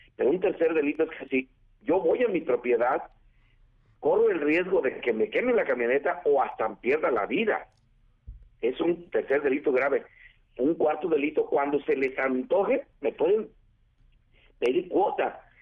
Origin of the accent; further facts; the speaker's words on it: Mexico; Yo como mexicano